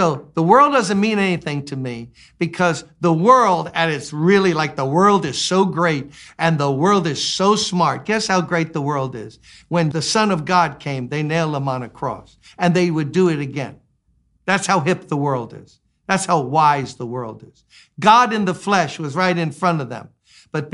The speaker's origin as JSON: {"language": "English", "region": "Louisiana", "country": "United States", "tie": "born or raised there", "said": "We grew up in Louisiana. They got mosquitoes there."}